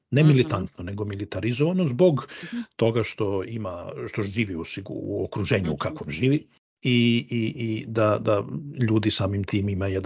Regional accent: Serbia; moved away; mi iz Srbije smo prošli kroz to, ja sam bar otišao iz zemlje kad je počeo rat u bivšoj Jugoslaviji.

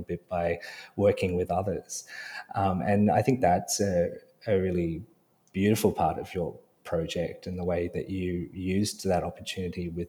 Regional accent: Sydney, New South Wales, Australia; we were of the same generation growing up in Sydney

